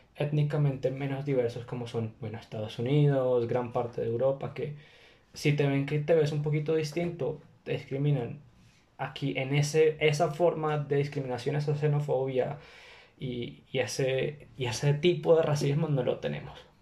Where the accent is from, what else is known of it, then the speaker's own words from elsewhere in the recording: Bogotá, Colombia; also born or lived in China; de Colombia, de Bogotá.